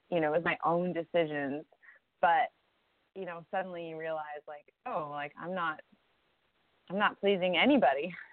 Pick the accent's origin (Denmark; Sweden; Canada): Canada; now in United States; my parents are American and I was born in Canada. And growing up in Canada as an American